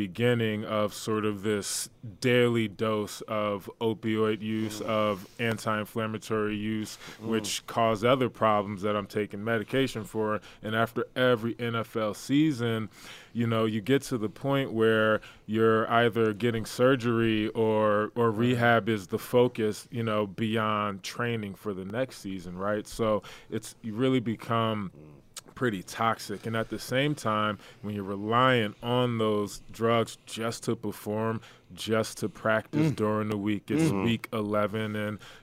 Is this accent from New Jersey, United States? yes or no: yes; New Jersey, United States; I'm from New Jersey originally